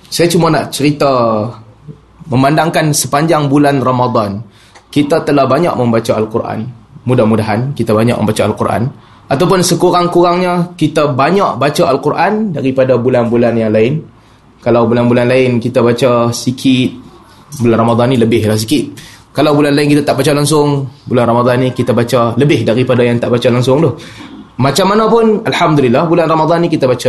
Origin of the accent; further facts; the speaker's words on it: Penang, Malaysia; Walaupun saya dilahirkan dan dibesarkan di Pinang